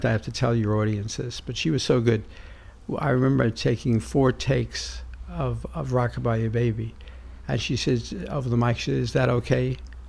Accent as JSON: {"language": "English", "town": "New York City", "region": "New York", "country": "United States", "tie": "born or raised there", "said": "I was a kid from Brooklyn"}